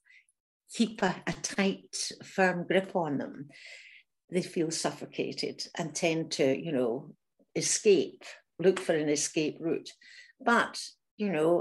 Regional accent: Glasgow, Scotland, United Kingdom; moved away as an adult; also born or lived in Germany; I was from Glasgow, hadn't really travelled very much. I was only 20

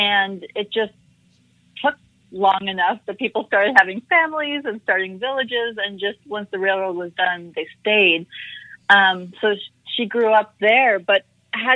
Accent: South Carolina, United States; So I am a bicultural Indian American woman. I was born in South Carolina, so I was born here in the U.S., raised in the U.S., but my mom was an immigrant to this country.

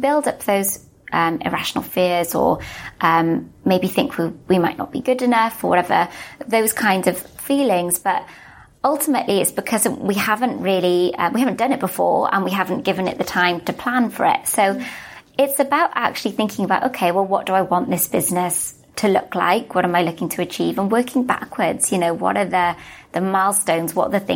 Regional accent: Wales, United Kingdom; also born or lived in Melbourne, Australia; now in London, United Kingdom; I'm from Wales, you can probably tell from my accent.

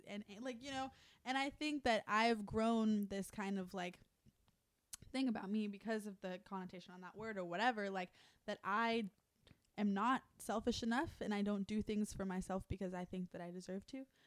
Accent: Fort Lauderdale, Florida, United States; now in Los Angeles, United States; I'm from Fort Lauderdale, but my part is Italian.

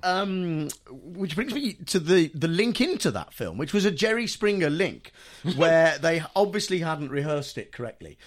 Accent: United Kingdom; being British

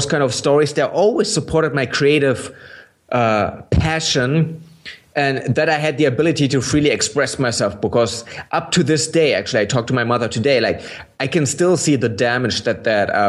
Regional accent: Berlin, Germany; English is a second language; I didn't grow up in East Germany. I grew up in West Berlin.

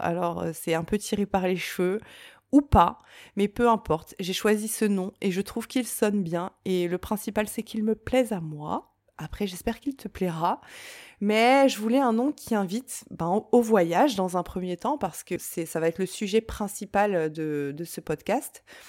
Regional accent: Reims, Grand Est, France; je viens de Reims

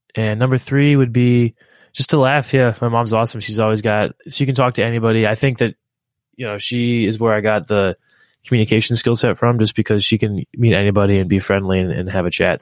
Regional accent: Philadelphia, Pennsylvania, United States; I, am from the U.S. and I grew up in Philadelphia and in, in and around Philadelphia

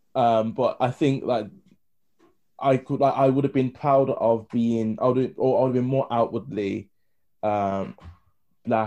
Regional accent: United Kingdom; We're British

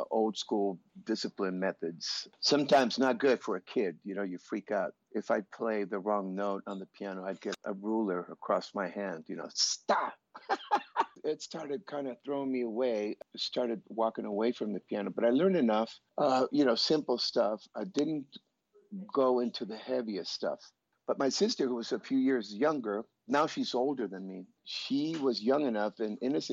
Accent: Tijuana, Baja California, Mexico; also born or lived in San Diego, California; I was born in San Diego, California, Southern California. And we went across the border when I was a few days old, and I grew up in Tijuana.

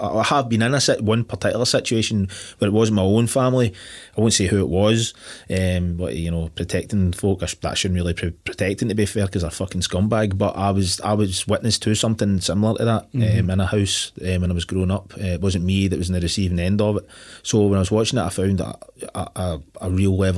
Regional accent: Glasgow, Scotland, United Kingdom; growing up in Glasgow

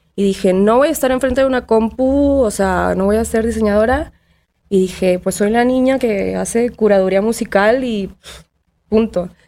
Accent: Tampico, Tamaulipas, Mexico; moved away; also born or lived in Monterrey; Crecí en Tampico, una playa tropical.

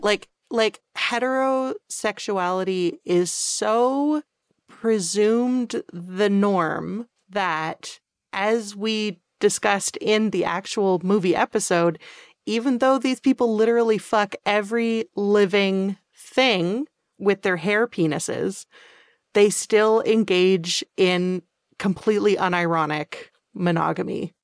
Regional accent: Canada; even though we're both Canadian

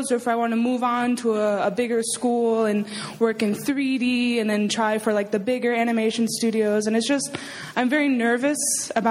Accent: Austin, Texas, United States; I'm from Austin

